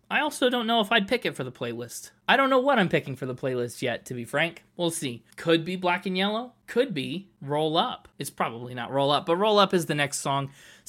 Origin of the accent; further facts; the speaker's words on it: Pittsburgh, Pennsylvania, United States; It's about civic pride, too. I'm from Pittsburgh. That's what made me get the black and yellow Challenger.